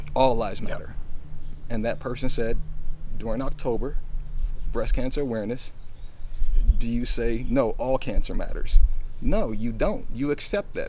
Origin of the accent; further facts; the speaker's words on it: United States; I'm American. I was born here